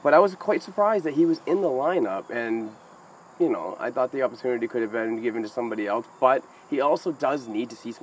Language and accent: English; Amesbury, Massachusetts, United States; my hometown of Amesbury